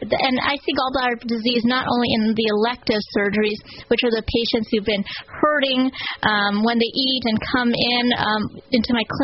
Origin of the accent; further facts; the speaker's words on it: Oregon, United States; moved away as an adult; also born or lived in Connecticut; now in Shreveport, United States; I grew up in Oregon. I went to medical school at Oregon Health Sciences University